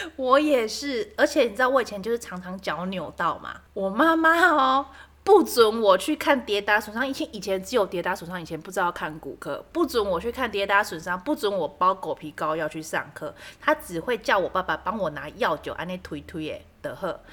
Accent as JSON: {"language": "Chinese", "region": "Kaohsiung", "country": "Taiwan", "said": "因为我是南部人，我们在高雄"}